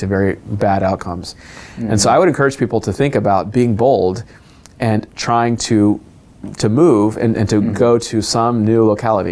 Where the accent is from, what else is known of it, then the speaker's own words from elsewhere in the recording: United States; being ethnically Indian in America